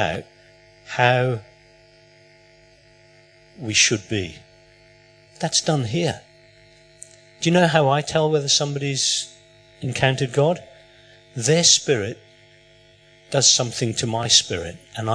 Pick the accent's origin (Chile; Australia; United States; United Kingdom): United Kingdom; England; moved away; I was born in England.